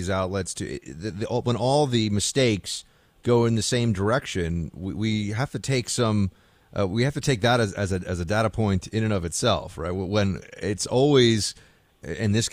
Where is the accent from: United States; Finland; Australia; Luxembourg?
United States; New York City, New York; I grew up here in New York City.